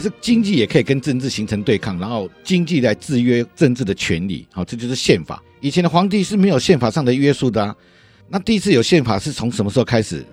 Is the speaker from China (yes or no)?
no; Taiwan; 我们台湾人